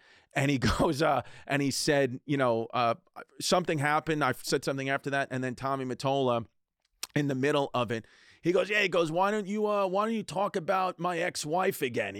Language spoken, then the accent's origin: English; New York, United States; I grew up in New York, a big Yankees fan, New York Yankees fan